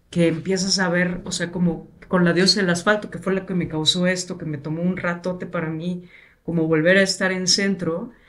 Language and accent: Spanish; Minatitlán, Veracruz, Mexico; yo crecí en Veracruz